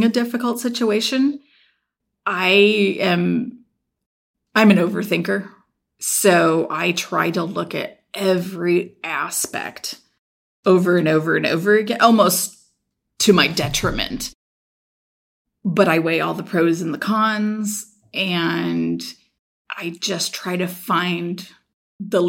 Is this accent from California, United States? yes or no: yes; Sacramento, California, United States; also born or lived in Rocklin, California; I grew up right here in the Sacramento area